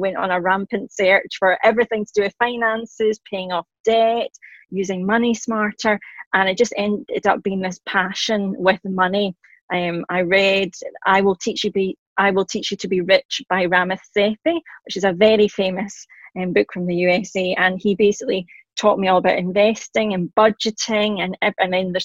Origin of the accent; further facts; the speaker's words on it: Scotland, United Kingdom; accent: Scottish; I am Scottish, hence the accent. I'm in my late 30s and a working mum in Glasgow